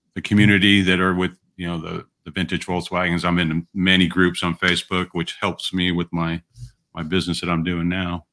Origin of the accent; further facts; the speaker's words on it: Southern California, United States; I was from Southern California